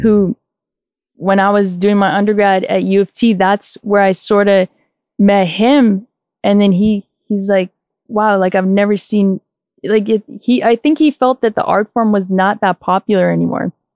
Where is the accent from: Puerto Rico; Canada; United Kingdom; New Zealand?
Canada; Toronto, Ontario; my upbringing was in Scarborough